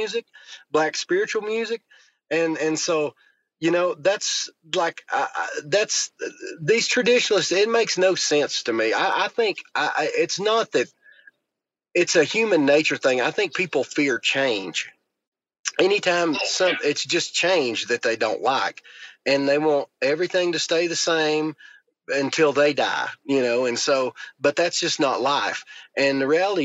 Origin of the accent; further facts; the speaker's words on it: Western North Carolina, United States; growing up in Western North Carolina, I was born in 83, I'm 38. And that was just Friday and Saturday nights were somewhere where there was music and dancing. And that was just part of my childhood